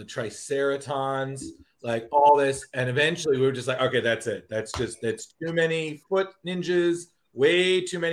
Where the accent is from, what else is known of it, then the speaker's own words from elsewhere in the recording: Westchester, New York, United States; I'm from Westchester